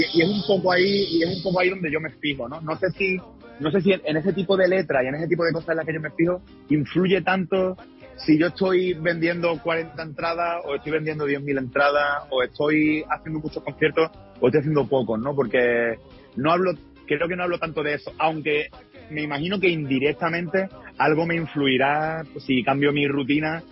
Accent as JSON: {"language": "Spanish", "town": "Málaga", "region": "Andalusia", "country": "Spain", "said": "Yo soy de Málaga, es decir, que soy, de Andalucía, del, sur de España"}